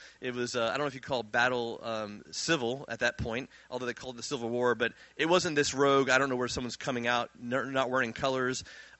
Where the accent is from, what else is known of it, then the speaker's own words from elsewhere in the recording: Virginia, United States; born there; He grew up in Virginia. I was born in Virginia.